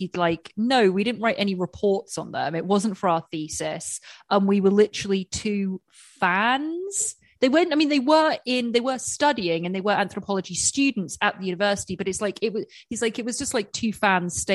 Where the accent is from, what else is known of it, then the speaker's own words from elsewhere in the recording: England, United Kingdom; I'm English with teeth, English teeth